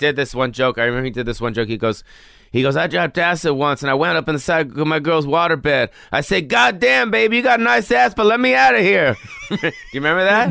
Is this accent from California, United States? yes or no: yes; Los Angeles, California, United States; I was born on the Strip